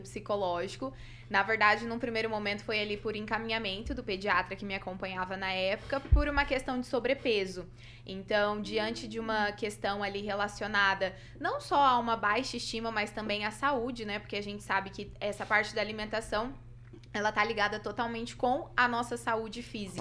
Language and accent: Portuguese; Cianorte, Paraná, Brazil; also born or lived in Maringá; saí de casa, vim morar sozinha, né? Eu sou de Cianorte.